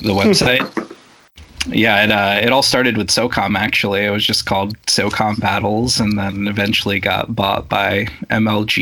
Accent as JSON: {"language": "English", "country": "Russia", "tie": "born or raised there", "moved": "yes", "said": "growing up in Russia"}